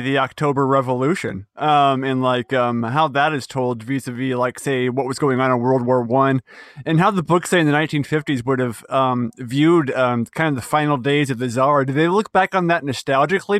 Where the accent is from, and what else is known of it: United States